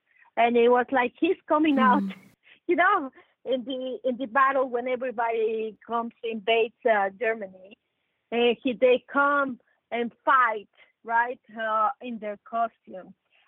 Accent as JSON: {"language": "English", "country": "Mexico", "said": "I come from Mexico. I'm 100% Mexican. I'm Mexican"}